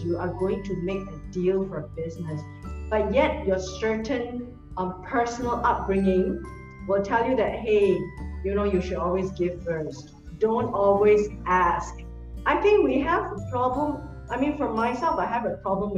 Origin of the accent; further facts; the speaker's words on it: Singapore; I come from Singapore